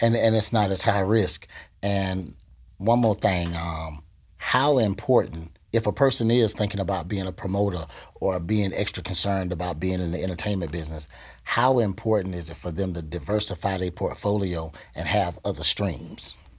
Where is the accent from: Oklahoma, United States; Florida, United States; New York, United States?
Florida, United States; Gainesville; now in Tampa Bay, United States; I tell people I'm from Gainesville